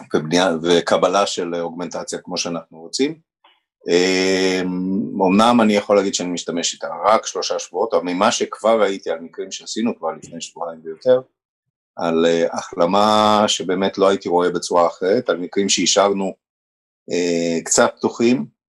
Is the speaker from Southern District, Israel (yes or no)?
no; Haifa, Haifa District, Israel; also born or lived in Romania; וגדלתי בחיפה